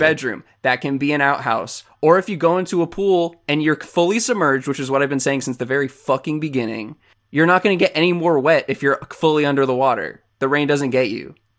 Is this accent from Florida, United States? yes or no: yes; Florida, United States; I'm from Florida